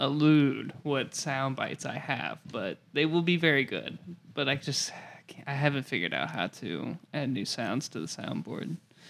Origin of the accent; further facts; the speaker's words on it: United States; as an American